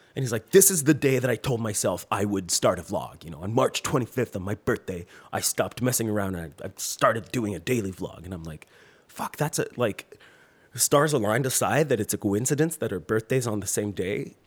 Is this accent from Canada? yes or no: yes; Quebec, Canada; accent: French; English is a second language